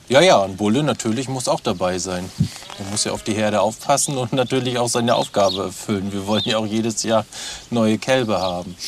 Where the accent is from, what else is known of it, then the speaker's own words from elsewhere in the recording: Waren, Mecklenburg-Vorpommern, Germany; also born or lived in Rostock; tatsächlich bin ich in Waren aufgewachsen